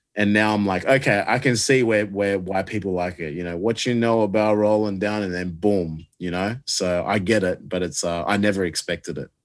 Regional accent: Australia; I love being Australian

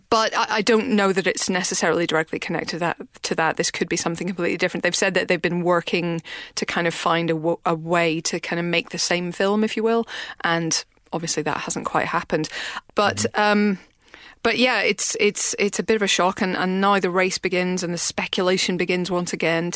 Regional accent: Northern Ireland, United Kingdom; We as Northern Irish people

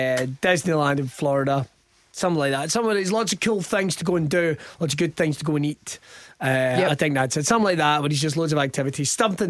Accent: Scotland, United Kingdom; We talk in a broken Italian accent, despite the fact we're both from Scotland.

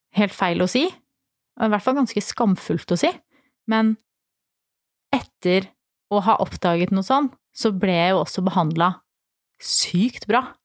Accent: Flisa, Innlandet, Norway; moved away; så er jeg jo fra Flisa i Åsnes, og i hele kommunen totalt så bor det 8000 mennesker

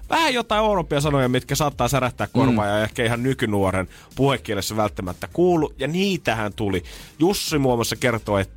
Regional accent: Ostrobothnia, Finland; tuolla meillä Pohjanmaalla

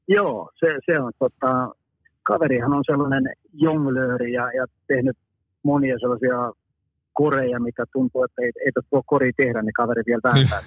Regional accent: Finland; ollaan Suomesta

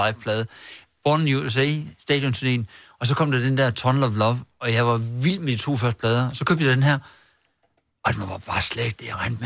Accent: Herning, Central Denmark Region, Denmark; jeg er fra Herning

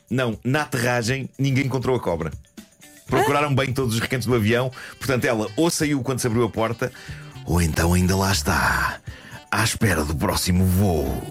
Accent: Lisbon, Portugal; eu sou de Lisboa e este último parágrafo podia descrever facilmente a minha vida nas ruas da capital

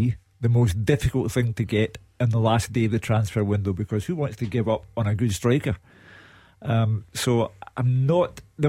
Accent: Glasgow, Scotland, United Kingdom; Partick, I was born in Partick.

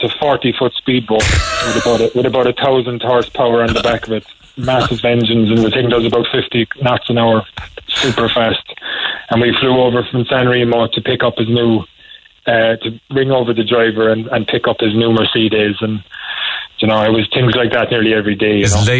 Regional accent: Douglas, Munster, Ireland; I'm from Douglas, Donnybrook.

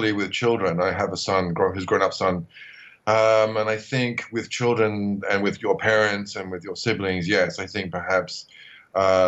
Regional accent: United Kingdom; now in Bangkok, Thailand; I'm a British writer living in Bangkok at the moment

